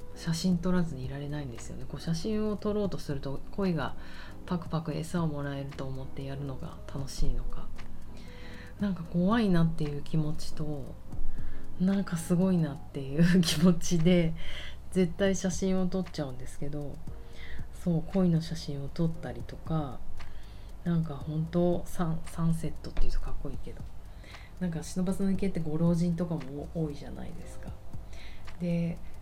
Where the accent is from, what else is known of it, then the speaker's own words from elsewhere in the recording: Tokyo, Japan; 私あの生まれは浅草橋なんですけど